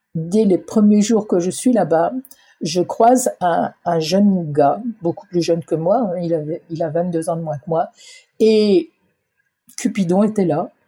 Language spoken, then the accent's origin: French; Ardennes, Grand Est, France; je suis originaire des Ardennes